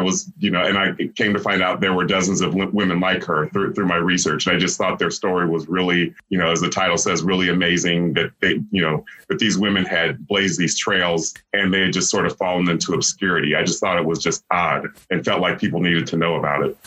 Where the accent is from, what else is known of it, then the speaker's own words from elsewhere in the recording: Columbus, Ohio, United States; I grew up in Columbus where this history was made